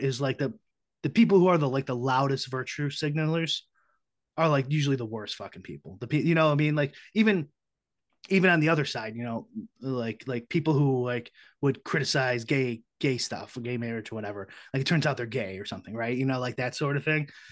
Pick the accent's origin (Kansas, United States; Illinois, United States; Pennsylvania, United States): Illinois, United States; Chicago; I'm from Chicago, so I have you know minority friends, but I have a lot of white friends, you know, growing up and stuff too